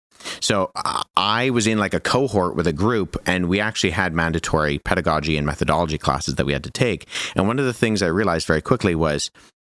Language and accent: English; Canada; I was the only domestic student, so I was the only Canadian student in my cohort of that year.